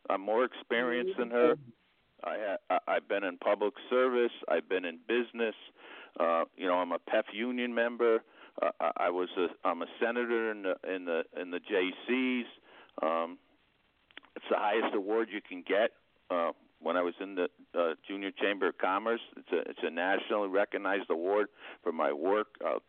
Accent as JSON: {"language": "English", "area": "Albany County", "region": "New York", "country": "United States", "tie": "born or raised there", "also_born_or_lived": "Greene County", "said": "I grew up in Albany County, which is part of the district. And, you know, I have deep roots. 80 years ago, my family moved up here from Brooklyn. I've been in Greene County."}